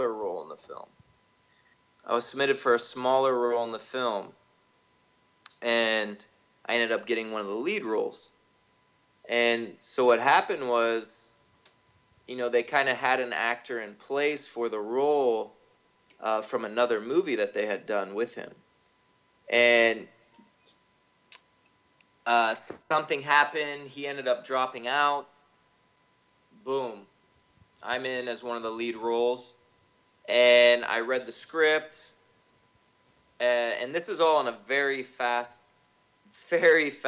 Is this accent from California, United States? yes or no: yes; Northern California, United States; also born or lived in Brazil; now in Los Angeles, United States; I'm originally from Northern California.